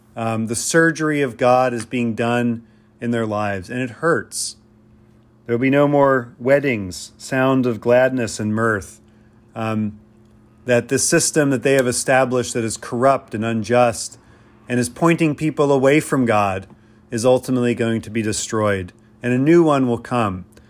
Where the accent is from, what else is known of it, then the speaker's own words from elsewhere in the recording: Pennsylvania, United States; I grew up in Pennsylvania, where my neighbors, rural neighbors